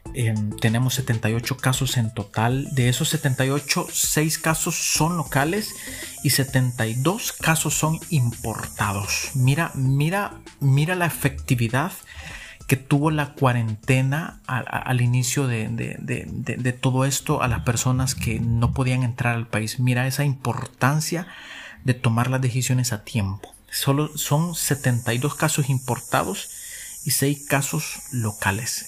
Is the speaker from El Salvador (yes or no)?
yes; El Salvador; como salvadoreños